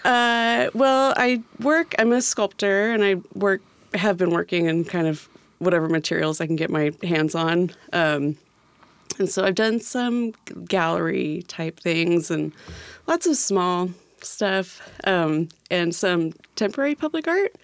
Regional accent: California, United States; moved away as an adult; also born or lived in Seattle, Washington; now in Tacoma, United States; I'm from California, and I went to school for a few years there

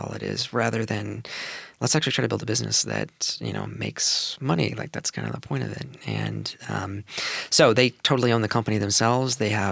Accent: Gig Harbor, Washington, United States; also born or lived in Seattle; now in Tacoma, United States; I was born in Seattle, but I grew up in Gig Harbor

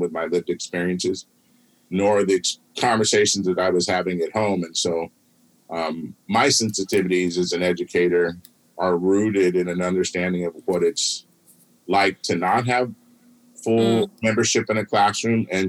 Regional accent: West Coast, United States; I grew up out here on the West Coast, you know, in the suburbs

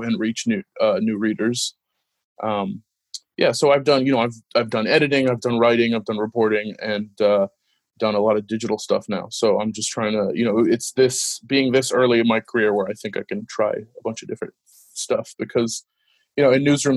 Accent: Washington, United States; also born or lived in Los Angeles, California / Middle East; I grew up in Washington and, you know, wanted to go to a state school.

